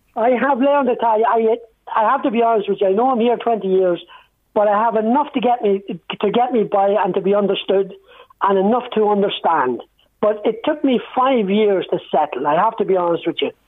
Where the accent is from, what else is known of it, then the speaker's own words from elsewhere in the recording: Dundalk, County Louth, Ireland; now in Italy; I was born and, and reared there